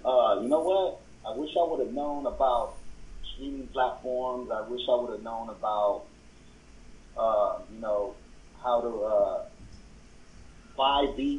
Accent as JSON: {"language": "English", "region": "West Coast", "country": "United States", "said": "You know, we're from the West Coast, so"}